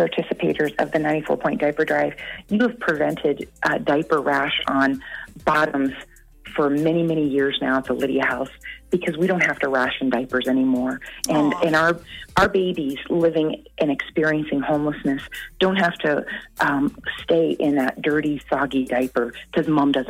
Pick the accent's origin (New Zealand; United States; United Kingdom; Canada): Canada; moved away; being Canadian